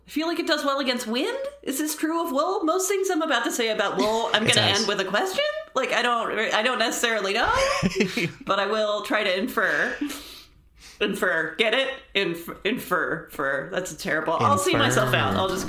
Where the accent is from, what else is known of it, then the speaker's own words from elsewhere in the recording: Scotland, United Kingdom; I'm a Scot who knows nothing about wool.